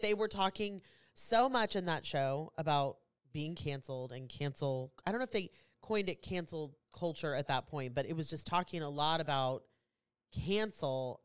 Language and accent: English; Kansas City, United States; I'm from Kansas City, so I wear a lot of Kansas City stuff.